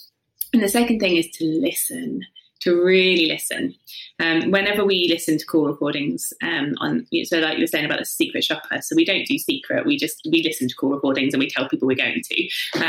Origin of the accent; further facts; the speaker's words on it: South East England, United Kingdom; From the south coast, so yeah, just Hampshire. Oh, yeah. But I don't have a Hampshire accent because that sounds sort of slightly.